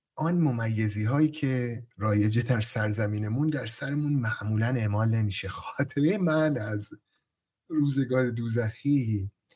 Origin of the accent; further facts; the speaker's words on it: Sari, Mazandaran, Iran; متولد سال 1362 در شهر ساری در مازندران به دنیا آمدم